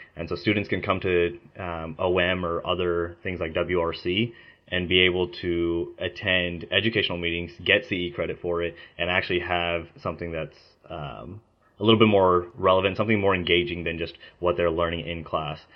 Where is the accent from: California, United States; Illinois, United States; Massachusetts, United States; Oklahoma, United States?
Oklahoma, United States; Mustang; also born or lived in India; I moved to Oklahoma whenever I was two, and I've been there ever since